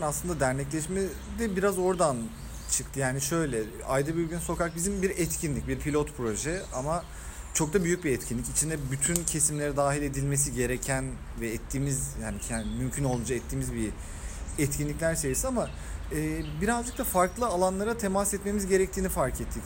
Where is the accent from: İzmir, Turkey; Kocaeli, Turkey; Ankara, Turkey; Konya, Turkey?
Ankara, Turkey; moved away as an adult; now in Istanbul, Turkey; biz İstanbul Ankara'da nispeten biraz daha sokaklarda büyümüş insanlarız